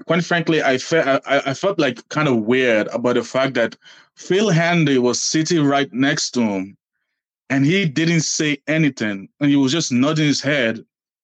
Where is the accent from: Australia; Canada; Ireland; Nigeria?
Nigeria; now in Boston, United States; I'm a Bucks fan because I'm Nigerian